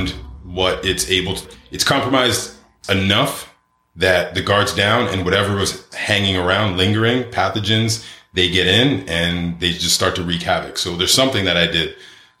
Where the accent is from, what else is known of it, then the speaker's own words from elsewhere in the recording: Toronto, Ontario, Canada; moved away as an adult; also born or lived in Carbondale, Illinois / Miami; now in Mexico; Born and raised in Toronto, Ontario, Canada